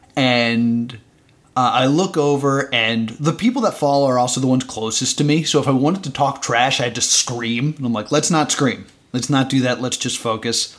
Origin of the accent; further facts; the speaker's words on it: New Jersey, United States; I'm from New Jersey